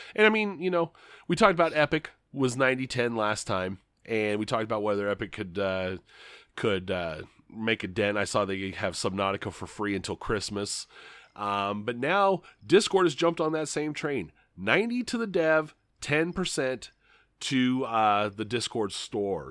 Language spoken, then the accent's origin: English; Grand Island, Nebraska, United States; there's a ton of fast food in my hometown